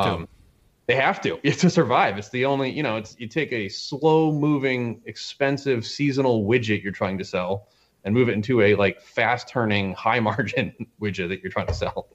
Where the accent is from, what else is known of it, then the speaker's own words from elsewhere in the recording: Glens Falls, New York, United States; I'm from Glens Falls